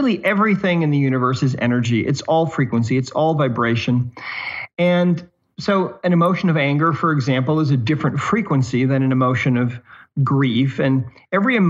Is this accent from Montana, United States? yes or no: yes; Montana, United States; now in Southern Utah, United States; I live in Southern Utah now. I'm originally from Montana